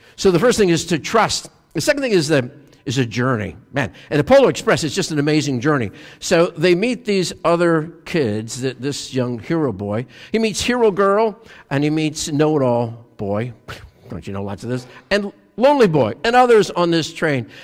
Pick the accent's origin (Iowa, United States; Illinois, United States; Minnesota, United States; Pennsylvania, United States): Pennsylvania, United States; I'm from Pennsylvania. We're train people.